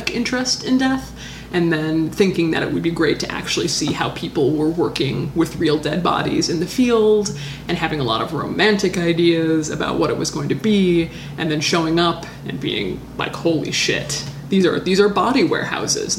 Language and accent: English; Hawaii, United States; I'm from Hawaii, which is kind of America